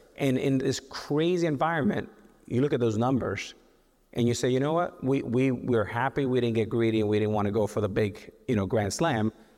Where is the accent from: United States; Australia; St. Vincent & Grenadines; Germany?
United States; Miami, Florida; we're from Miami